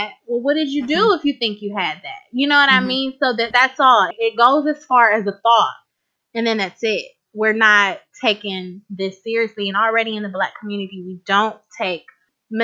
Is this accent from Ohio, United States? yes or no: yes; Cleveland, Ohio, United States; I live in a suburb of Cleveland as of right now, but I was born and raised in Cleveland, Ohio.